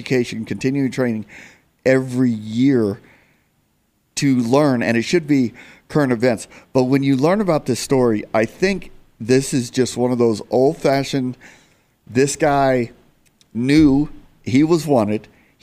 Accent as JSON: {"language": "English", "town": "Phoenix", "region": "Arizona", "country": "United States", "tie": "born or raised there", "said": "I love my hometown, I love Phoenix"}